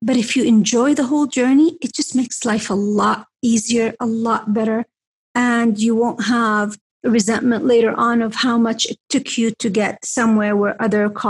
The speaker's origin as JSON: {"language": "English", "town": "Mecca", "region": "Makkah Province", "country": "Saudi Arabia", "moved": "yes", "said": "I'm from Mecca."}